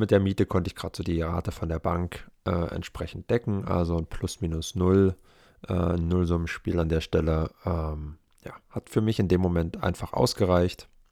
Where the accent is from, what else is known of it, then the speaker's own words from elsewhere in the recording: Germany; now in Leipzig, Germany; in meiner wirklichen Heimatstadt, in einer Kleinstadt mit 18.000 Einwohnern